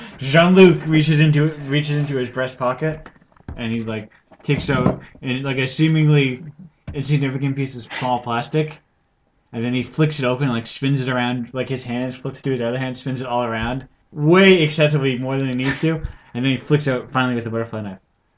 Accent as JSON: {"language": "English", "region": "New Jersey", "country": "United States", "said": "No, I'm from Jersey."}